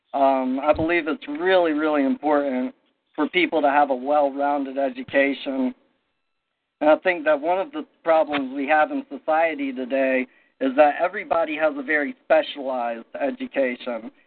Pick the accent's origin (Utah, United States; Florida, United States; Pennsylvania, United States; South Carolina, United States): South Carolina, United States; I grew up in in South Carolina